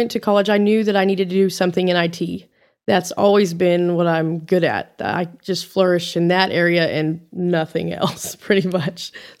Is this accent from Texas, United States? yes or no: yes; Amarillo, Texas, United States; I'm actually born and raised in Amarillo. So I've lived here my entire life.